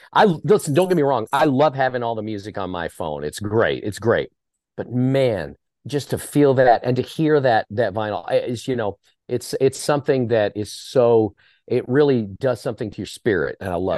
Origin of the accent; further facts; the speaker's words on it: Dallas, Texas, United States; also born or lived in Corsicana; Born and raised in the Dallas area. And, you know, we moved a lot. So everybody's like, oh, what part of Dallas? I'm like, yeah, okay, Richardson, Garland, Arlington, Rockwall. We lived in Corsicana. We moved to Corsicana when I was 14